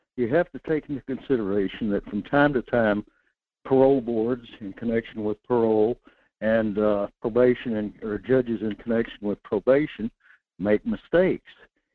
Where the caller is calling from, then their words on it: North Pole, Alaska, United States; in North Pole.